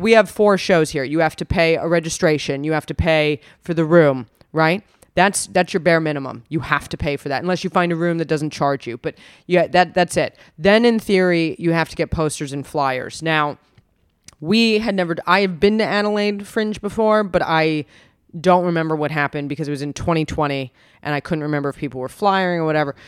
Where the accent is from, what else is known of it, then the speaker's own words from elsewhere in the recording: United States; moved away; I'm from America